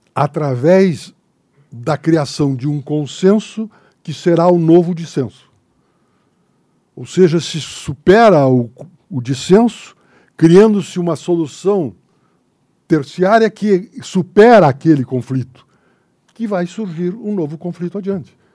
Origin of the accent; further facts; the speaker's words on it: Santa Maria, Rio Grande do Sul, Brazil; moved away; Eu que vim de Santa Maria da Boca do Monte, Santa Maria é da Boca do Monte